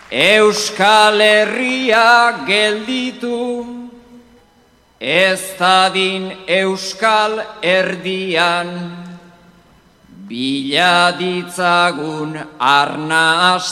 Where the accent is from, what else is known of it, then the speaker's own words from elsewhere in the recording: Urrugne, Nouvelle-Aquitaine, France; now in Pamplona, Spain; Ni urruñan sortu nintzen Larrungo itxas egian Orain iruñan bizi naiz, oin bat ezkaba mendian